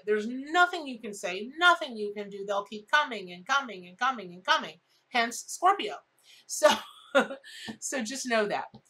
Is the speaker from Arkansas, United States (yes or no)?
no; Ocala, Florida, United States; I grew up in Ocala, Florida.